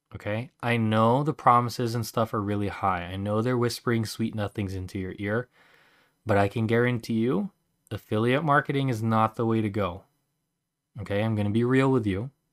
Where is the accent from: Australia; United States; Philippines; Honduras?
Philippines; I'm Filipino